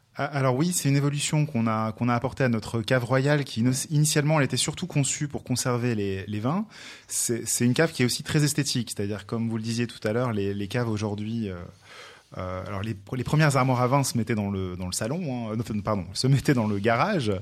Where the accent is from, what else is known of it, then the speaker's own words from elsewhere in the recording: France; je suis français